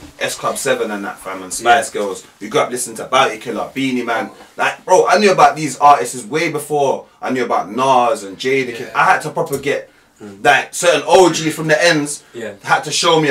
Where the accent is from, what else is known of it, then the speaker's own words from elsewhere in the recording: London, United Kingdom; I grew up in South London, Tulsa.